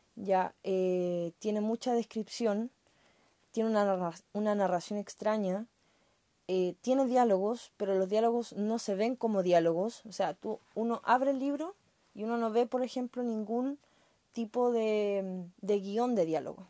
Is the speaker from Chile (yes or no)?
yes; Chile; como chilena